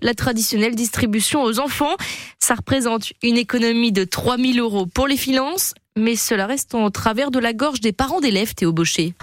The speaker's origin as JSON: {"language": "French", "town": "Quaëdypre", "region": "Hauts-de-France", "country": "France", "tie": "born or raised there", "also_born_or_lived": "Lille", "said": "Je suis originaire de la ville de Quadipre, une ville située dans les Flandres, un petit village de la campagne où j'y vis très bien"}